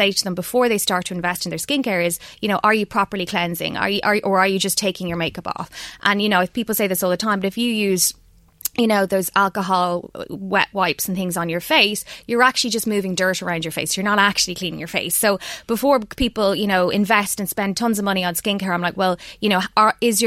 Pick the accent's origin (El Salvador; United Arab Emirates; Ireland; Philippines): Ireland; we're Irish